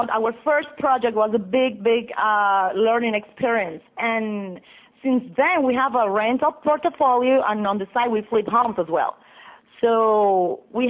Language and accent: English; Colombia; moved away; I'm from Colombia.